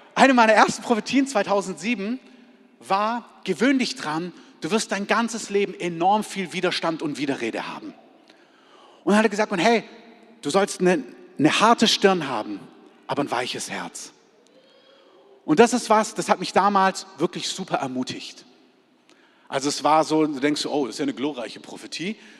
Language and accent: German; Germany; als Deutsche